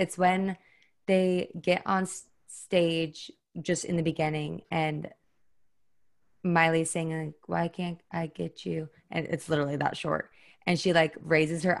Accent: Midwest, United States; I'm from the Midwest.

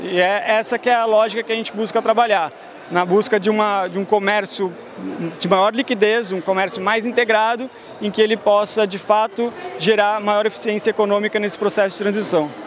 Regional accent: São Paulo, Brazil; moved away as an adult; also born or lived in Porto Alegre; now in Geneva, Switzerland; eu nasci em Porto Alegre, eu vivi a minha vida inteira praticamente em São Paulo.

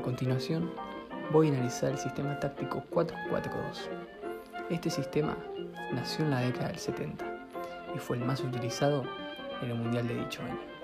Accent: La Plata, Buenos Aires Province, Argentina; soy de La Plata

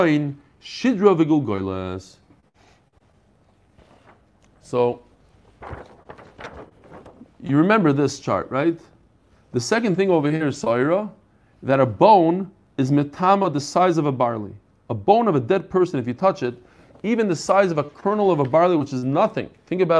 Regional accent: Bnei Brak, Tel Aviv District, Israel; I grew up in Bnei Brak

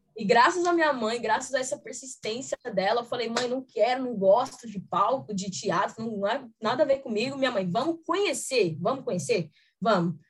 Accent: Taboão da Serra, São Paulo, Brazil; Eu sou daqui de São Paulo mesmo, tenho família em Minas

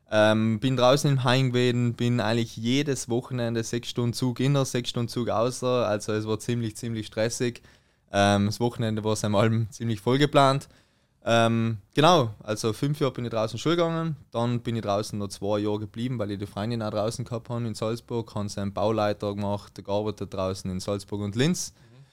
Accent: Trentino-Alto Adige, Italy; jetzt komm ich mal zur Better Version in Südtirol, mein Heimatland.

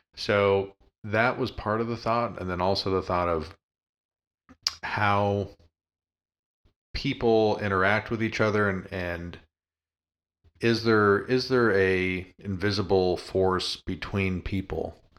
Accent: Colorado, United States; moved away; growing up in Colorado

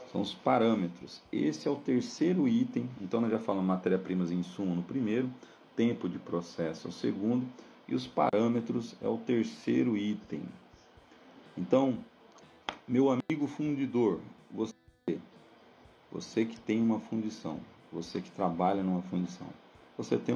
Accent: Brazil; E a gente, como bons brasileiros, em alguns momentos temos que é, ajustar esses parâmetros e aí começam as nossas discussões.

